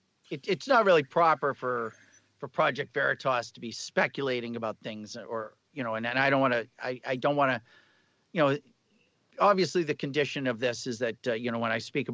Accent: Boston, Massachusetts, United States; I'm from Boston, but I've lost my accent.

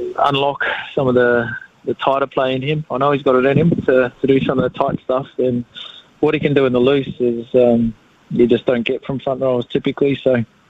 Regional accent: Australia; now in New Zealand; I'm an Australian. Don't tell anyone, Smitty, but I'm Australian

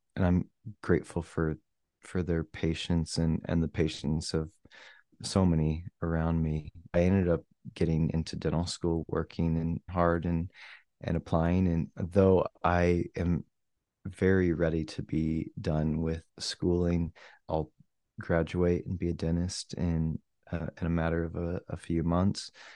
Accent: Missouri, United States; moved away; also born or lived in Provo, Utah / Kansas City; I moved from Utah back to my home state of Missouri

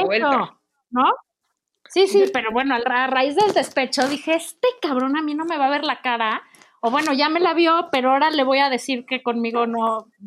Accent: Monterrey, Nuevo León, Mexico; Como buena regia, muy

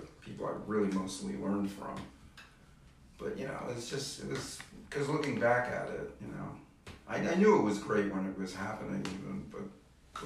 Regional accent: New York City, New York, United States; I grew up in New York, and seen a lot of changes.

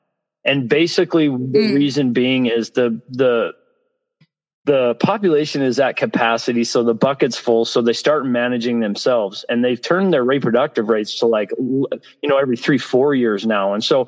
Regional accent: Cody, Wyoming, United States; We've had just the other day near my hometown where I live in Cody, we had a sportsman had to shoot a grizzly bear.

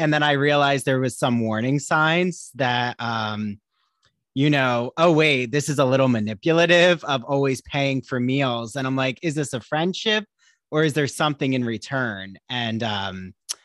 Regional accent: New Jersey, United States; now in Long Island, United States; I live on Long Island, but I'm from New Jersey

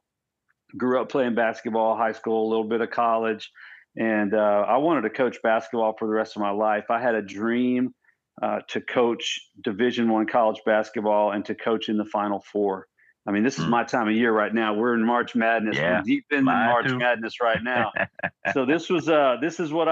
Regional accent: Odessa, Texas, United States; also born or lived in Iowa / Houston, Texas; Came back home and pretty much raised in Texas ever since then. And lived out in a town called Odessa, Texas

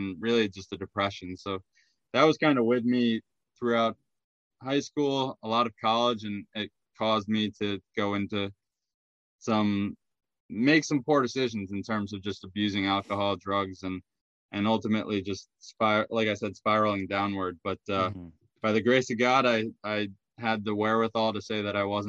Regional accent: Hebron, Connecticut, United States; now in Boston, United States; grew up in a small town, Hebron, and went to public schools

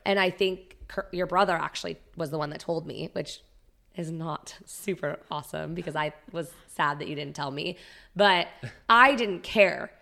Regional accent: Prescott, Arizona, United States; growing up in Prescott was very different

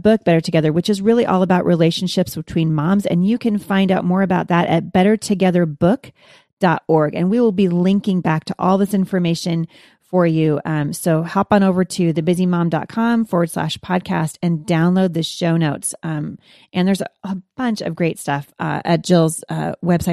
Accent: Boring, Oregon, United States; I'm from Boring, Oregon

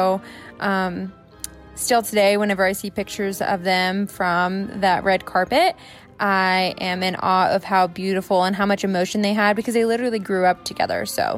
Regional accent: Colorado, United States; Hi, MuggleCast. … I am from Colorado. I was young when the Harry Potter books came out. I'm still a baby. I'm only 22.

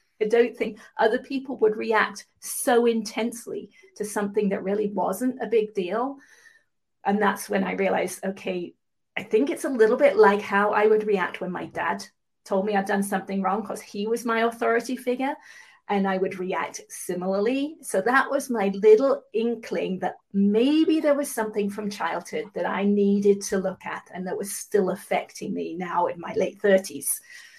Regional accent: England, United Kingdom; accent: mid-Atlantic; now in California, United States; I'm from England originally. I live in California now, have done for a long time, so I have a mid-Atlantic accent.

